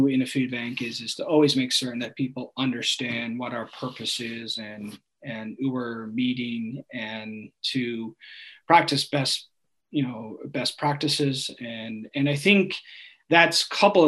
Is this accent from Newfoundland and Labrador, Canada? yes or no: yes; Newfoundland and Labrador, Canada; also born or lived in Ontario; now in Kelowna, Canada; I was born in Ontario, and I lived there for 3 years. My parents are from Newfoundland, and then I grew up in Newfoundland, you know, for the next 17 years